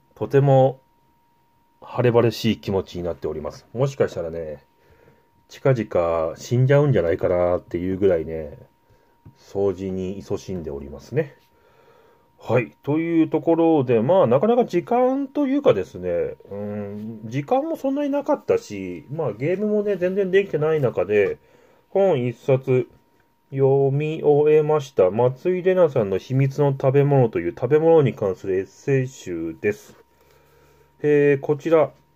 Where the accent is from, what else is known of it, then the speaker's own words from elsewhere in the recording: Yamagata, Japan; 私の地元山形